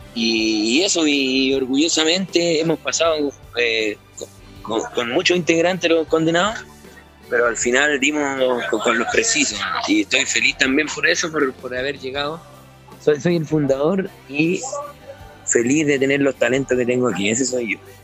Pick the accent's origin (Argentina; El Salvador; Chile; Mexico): Chile; Ovalle, Coquimbo; Nosotros somos ovallinos